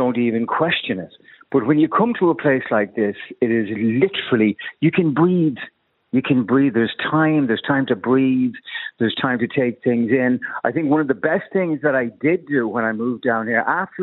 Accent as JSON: {"language": "English", "town": "Dublin", "region": "Leinster", "country": "Ireland", "tie": "born or raised there", "also_born_or_lived": "Castleknock", "moved": "as an adult", "lives_now": "Westmeath, Ireland", "said": "Marion Square, darling. Born and bred. Marion Square."}